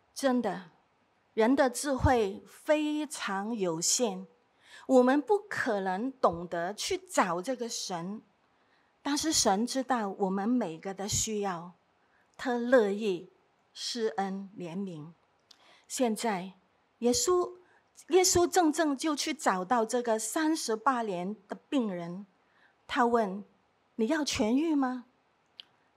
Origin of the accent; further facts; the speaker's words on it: Hong Kong; 我是在这里长大的